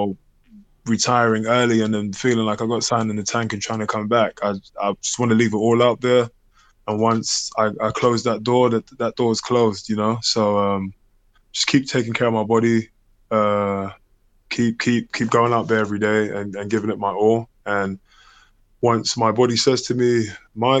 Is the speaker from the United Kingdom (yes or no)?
yes; London, United Kingdom; moved away as an adult; where I grew up in Hackney